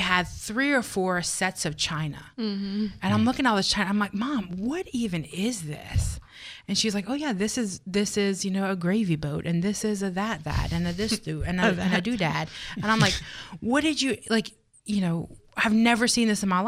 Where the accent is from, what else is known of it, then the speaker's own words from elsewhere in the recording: the South, United States; I'm from the South